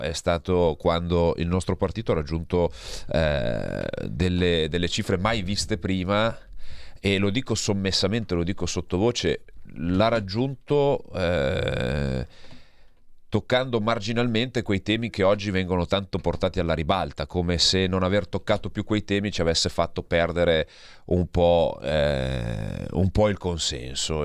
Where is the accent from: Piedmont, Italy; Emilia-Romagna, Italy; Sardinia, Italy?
Piedmont, Italy; Verbano-Cusio-Ossola; vengo da una piccola provincia, eh, del Piemonte, vengo dal Verbano Cusio Ossola